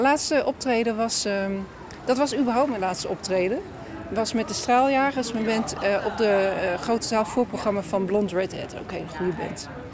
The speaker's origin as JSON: {"language": "Dutch", "region": "Groningen", "country": "Netherlands", "said": "ik ben een Groningse"}